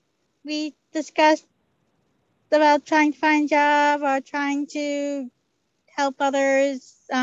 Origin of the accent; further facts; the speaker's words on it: New York City, New York, United States; I'm from Belrose.